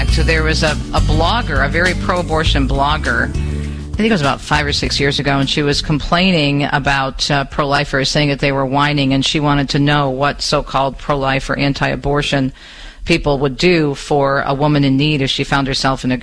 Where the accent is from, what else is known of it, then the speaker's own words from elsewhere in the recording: Michigan, United States; my home state of Michigan